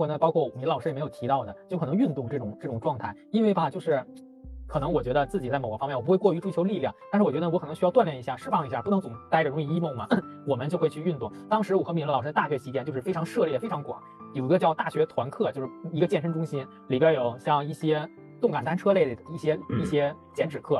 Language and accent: Chinese; Qinhuangdao, Hebei, China; 就包括我和明老师，我们都来自于秦皇岛，就是相对于北京来说是一个小地方了。